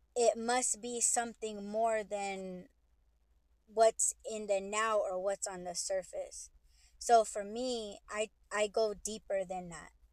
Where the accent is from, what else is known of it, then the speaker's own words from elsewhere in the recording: United States; I'm Native American